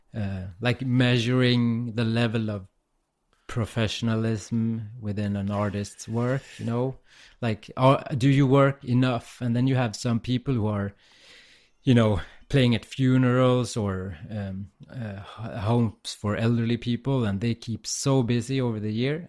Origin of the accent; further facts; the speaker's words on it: Umeå, Västerbotten County, Sweden; I'm in my hometown, Umeå, in the north of Sweden.